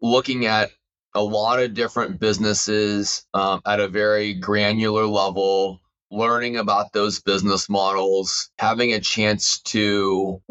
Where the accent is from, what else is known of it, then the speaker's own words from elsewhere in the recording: Houston, Texas, United States; now in Northern California, United States; I grew up in Houston, Texas to immigrant parents.